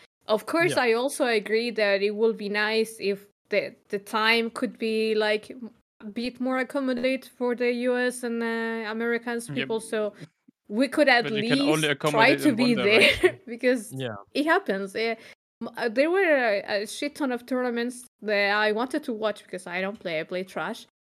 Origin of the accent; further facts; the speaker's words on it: Chile; I'm from Chile.